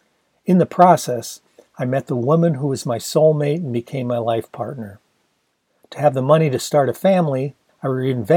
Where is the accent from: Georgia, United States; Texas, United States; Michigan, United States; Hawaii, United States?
Michigan, United States; Ann Arbor; moved away as an adult; also born or lived in Los Angeles; graduating the previous June from Pioneer High in my hometown of Ann Arbor, Michigan